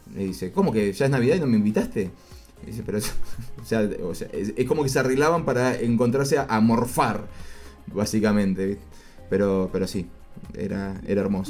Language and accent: Spanish; Argentina; nosotros somos todos argentinos